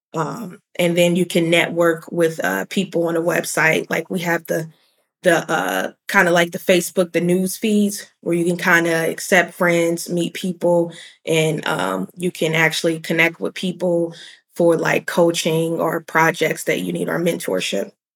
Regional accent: Cincinnati, Ohio, United States; moved away as an adult; also born or lived in Chicago, Illinois / Atlanta, Georgia; I'm I'm from Cincinnati

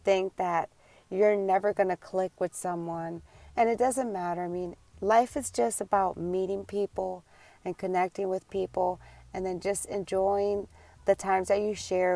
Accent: Puerto Rico; also born or lived in New York; now in Tampa, United States; Tampa is not where I'm from. I was born and raised in New York, and then I was raised 14 years in Puerto Rico when my mom decided to move us to Puerto Rico

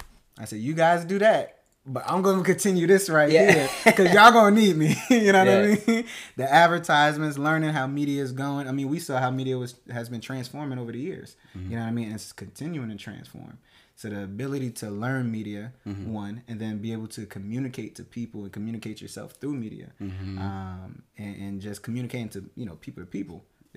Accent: Plainfield, New Jersey, United States; also born or lived in Newark; Born and raised in New Jersey, from Newark. You know what I mean? Grew up in Plainfield. Went to school in St. Peter's Prep in Jersey City

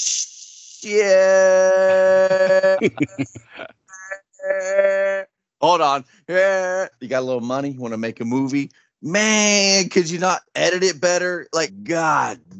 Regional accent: Grapevine, Texas, United States; I grew up in Grapevine.

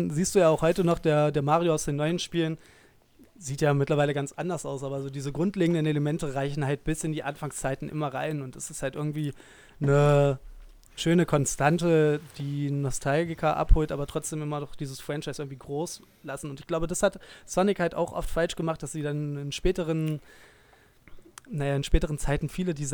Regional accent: Dresden, Saxony, Germany; kleine Anekdote aus meiner Zeit in meiner alten Heimatstadt Dresden

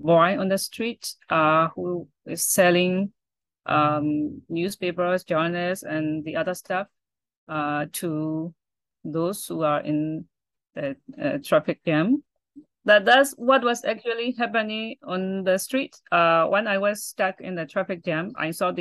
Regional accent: Myanmar; I'm a poet from Burma, Myanmar

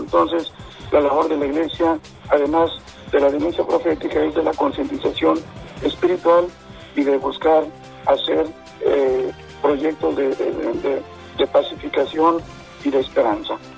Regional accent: Mexico; como pueblo creyente, como mexicanos

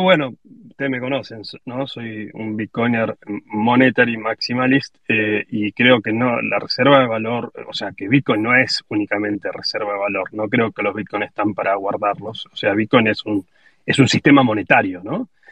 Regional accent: Argentina; que si somos argentinos lo entendemos

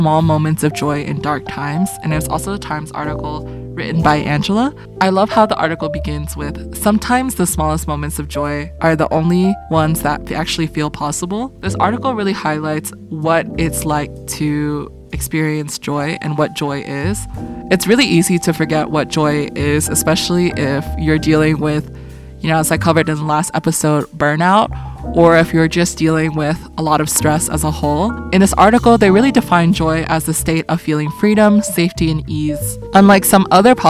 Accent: California, United States; also born or lived in Boston; growing up in California

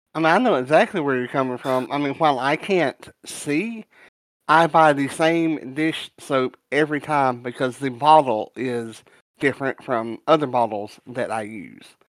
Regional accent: the South, United States; I'm from the South

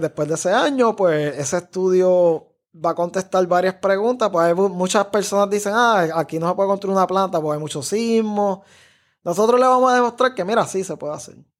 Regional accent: Cidra, Puerto Rico; moved away as an adult; yo crecí en Sidra, o sea, yo no crecí en San Juan, estudié en escuela pública

